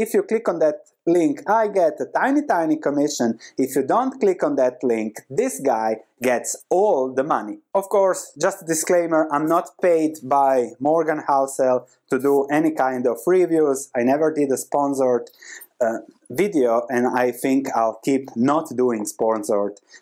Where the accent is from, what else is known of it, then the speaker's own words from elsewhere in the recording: Croatia; This is where I come from Croatia. This was happening when I was 8 years old, so this was my reality back then.